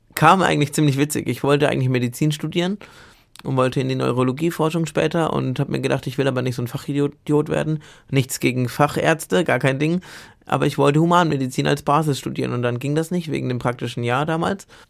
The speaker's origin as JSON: {"language": "German", "town": "Bamberg", "region": "Bavaria", "country": "Germany", "tie": "born or raised there", "also_born_or_lived": "Munich", "said": "in meiner Heimatstadt Bamberg zufällig war mein Gymnasium neben der Uni"}